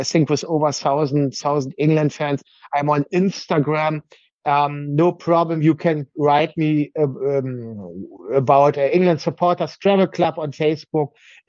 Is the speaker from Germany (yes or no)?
yes; Berlin, Germany; English is a second language; moved away as an adult; now in northern Germany; It's my hometown for over 40 years, yeah. And I lived in Berlin for 40 years. Now I'm living in the north